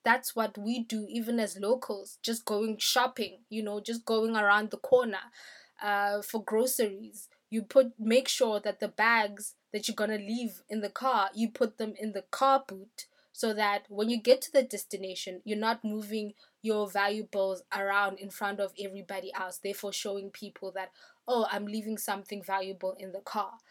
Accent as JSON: {"language": "English", "country": "South Africa", "said": "I'm a South African."}